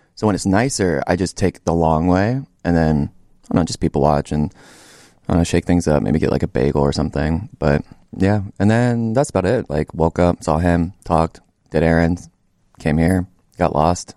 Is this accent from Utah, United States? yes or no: no; Acworth, Georgia, United States; moved away as an adult; I'm from Ackworth, Georgia. It's about, like, thirty minutes northeast of Atlanta. Um, let's see. Stayed there until, like, the end of high school.